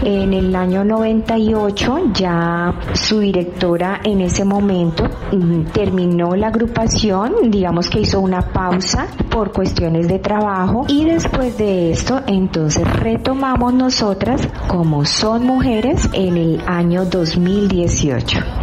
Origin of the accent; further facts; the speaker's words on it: Cali, Valle del Cauca, Colombia; nacimos en Cali, eh, que es una ciudad salsera por excelencia